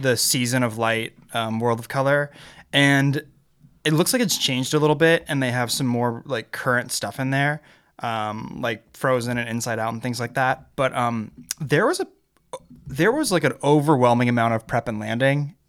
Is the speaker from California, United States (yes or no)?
yes; Napa Valley, California, United States; I grew up quite literally in Napa Valley, like not on the outskirts of the county, but like right in the heart of it